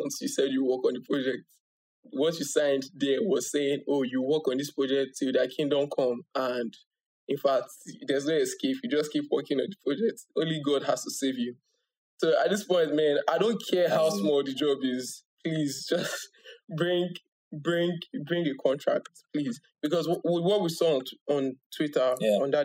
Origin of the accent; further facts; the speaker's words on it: Nigeria; as a Nigerian